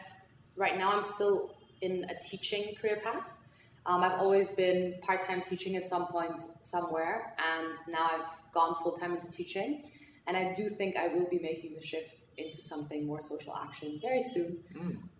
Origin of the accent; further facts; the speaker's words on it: Austria; accent: American; I'm 24, and I'm Iranian, so I'm fully Iranian. I was born and raised in Austria my whole life, and in Austria I went to an American school, which is why I sound fairly American.